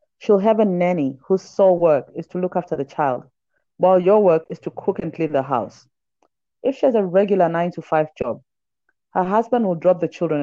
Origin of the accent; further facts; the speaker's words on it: Zambia; also born or lived in Johannesburg, South Africa; now in Nairobi, Kenya; I was born in Zambia. My dad is South African. My mom is Zimbabwean. And now I stay in Nairobi when I'm not in Joburg or other African cities.